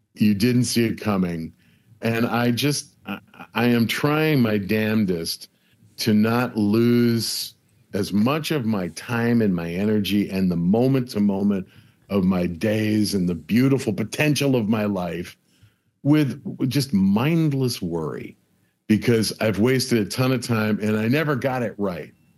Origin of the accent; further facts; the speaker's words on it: Buffalo, New York, United States; now in Los Angeles, United States; a bunch of guys I grew up with in Buffalo